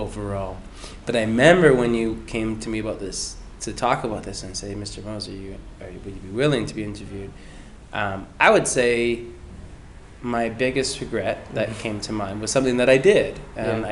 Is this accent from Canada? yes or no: yes; Langley, British Columbia, Canada; Grew up in Langley my whole life